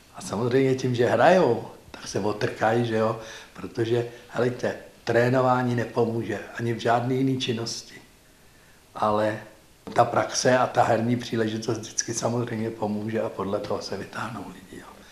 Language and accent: Czech; Prague, Czechia; Já jsem vyrůstal v Praze, v Libni.